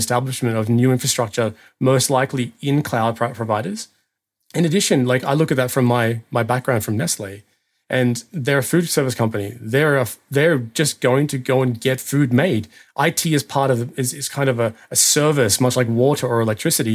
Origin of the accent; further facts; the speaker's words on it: Australia; now in Germany; I'm an Australian who lives in Germany